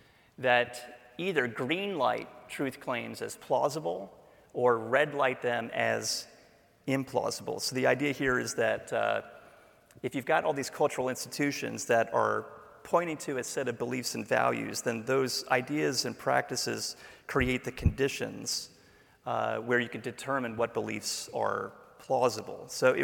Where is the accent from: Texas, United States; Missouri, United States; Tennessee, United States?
Tennessee, United States; Memphis; It was just that I grew up in Memphis. Like most southern U.S. cities in the 1960s, Memphis was overflowing with Christianity.